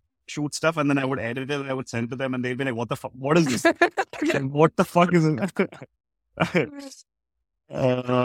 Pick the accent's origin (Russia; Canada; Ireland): Russia; now in India; I was born and raised in Russia